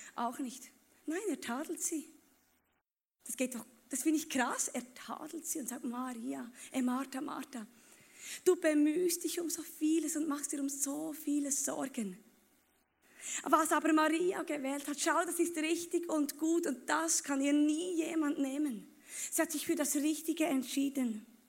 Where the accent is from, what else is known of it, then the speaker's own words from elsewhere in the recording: Bern, Switzerland; Ich komme aus Bern